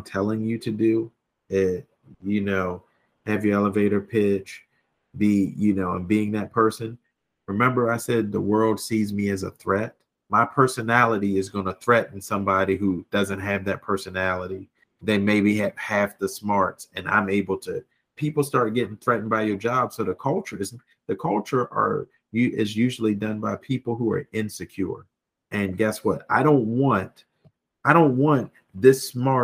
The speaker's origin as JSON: {"language": "English", "country": "United States", "tie": "born or raised there", "moved": "as an adult", "said": "I grew up on the Eastern Shore"}